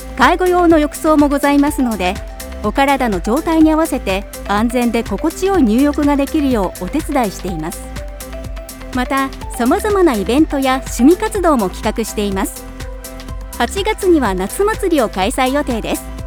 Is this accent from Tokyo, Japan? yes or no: yes; Ota, Tokyo, Japan; moved away as an adult; now in Makubetsu, Japan; 私の出身は東京大田区なんです